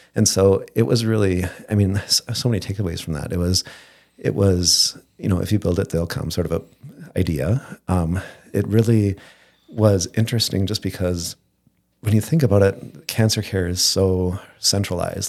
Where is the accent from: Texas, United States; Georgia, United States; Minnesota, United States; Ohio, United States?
Minnesota, United States; Moorhead; also born or lived in Coldwater, Michigan / Fergus Falls, Minnesota; I was born in Coldwater, Michigan, but at s, in second grade, or no, sorry, two years old, my ki, my parents moved to Moorhead